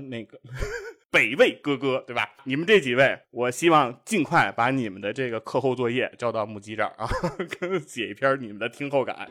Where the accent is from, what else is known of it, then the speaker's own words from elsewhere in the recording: China; 我们中国人